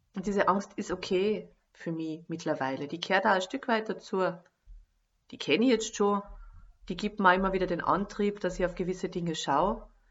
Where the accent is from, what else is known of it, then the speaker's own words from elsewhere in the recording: Lower Austria, Austria; moved away as an adult; also born or lived in Carinthia; ich komme aus Niederösterreich